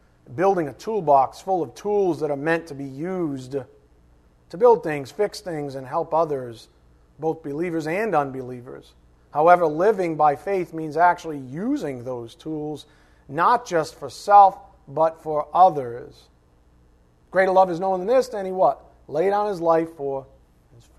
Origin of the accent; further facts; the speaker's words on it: United States; this beloved country of ours